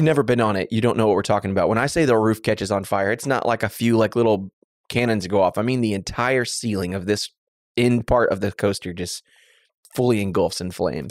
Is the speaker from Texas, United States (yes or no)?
yes; Waller, Texas, United States; I grew up in Waller, Texas, the small town of Waller, Texas